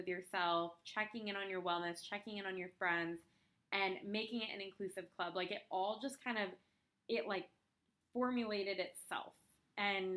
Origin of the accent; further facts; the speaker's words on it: California, United States; moved away as an adult; also born or lived in Portland; I'm from California